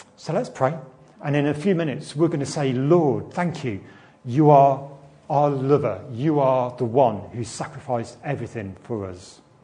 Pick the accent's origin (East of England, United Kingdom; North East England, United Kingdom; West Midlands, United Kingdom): West Midlands, United Kingdom; Nuneaton; Where are you from? I'll say, Nuneaton.